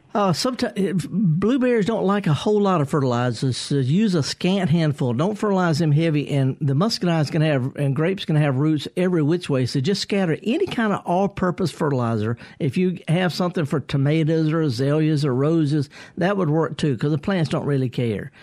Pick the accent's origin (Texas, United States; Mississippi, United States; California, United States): Mississippi, United States; Mississippi Delta, United States; I, am from there. I flunked out of Mississippi Delta Junior College